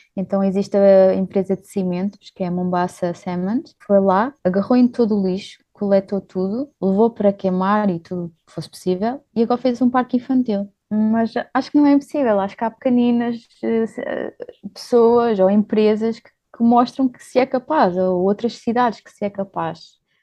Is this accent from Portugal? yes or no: yes; Portugal; moved away as an adult; also born or lived in Luxembourg; now in Kenya; nasci no Luxemburgo, uh, e vivi lá alguns anos, mas os meus pais são portugueses uh, e é onde eu também vivi grande parte da minha vida